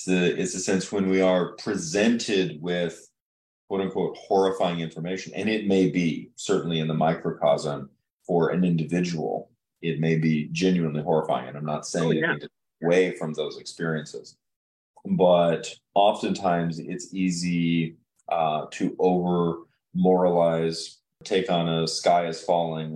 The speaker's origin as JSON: {"language": "English", "town": "Chillicothe", "region": "Illinois", "country": "United States", "tie": "born or raised there", "said": "growing up in Chillicothe, which, you know, I associate my hometown in Illinois with the river"}